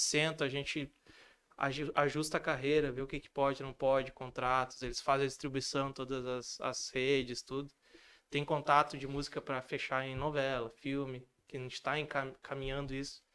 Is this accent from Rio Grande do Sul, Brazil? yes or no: yes; Rio Grande do Sul, Brazil; accent: gaúcho; eu ainda tenho um sotaque muito forte gaúcho, apesar de eu achar que não muito, mas eu tenho